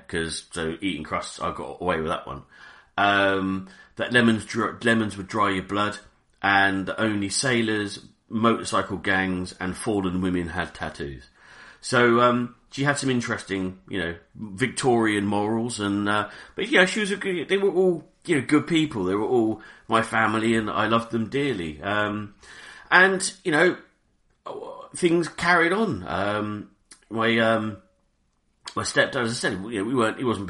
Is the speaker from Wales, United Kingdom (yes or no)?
no; Reading, South East England, United Kingdom; I grew up in Reading, in a town called Reading in Berkshire.